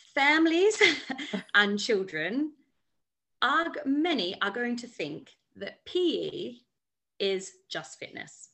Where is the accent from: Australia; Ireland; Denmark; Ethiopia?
Australia; moved away as an adult; now in London, United Kingdom; I am originally from Australia and I followed a boy over to London